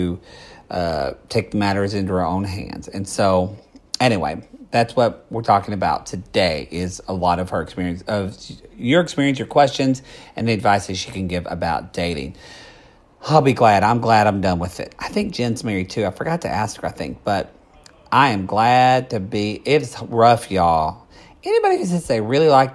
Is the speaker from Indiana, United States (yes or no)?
no; Oklahoma, United States; moved away; also born or lived in Texas; I'm really from Oklahoma